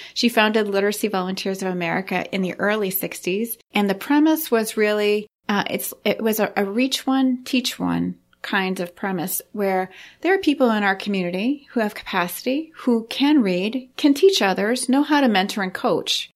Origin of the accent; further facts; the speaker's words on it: Saint John Valley, Maine, United States; I come from the Saint John Valley, which is right up on the Canadian border